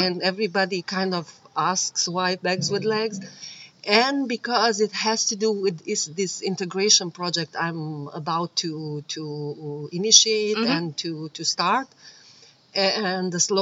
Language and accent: English; Bucharest, Romania; moved away; I am originally from Romania